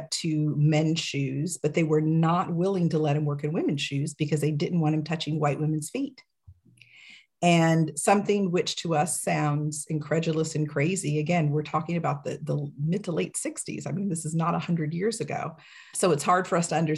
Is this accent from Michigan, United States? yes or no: yes; Michigan, United States; also born or lived in Gary, Indiana; I was born in Gary, Indiana, and was raised in Michigan